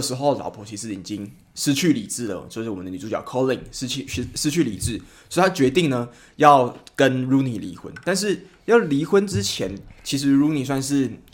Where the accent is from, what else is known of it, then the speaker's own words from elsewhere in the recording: Taiwan; 我们，就是台湾人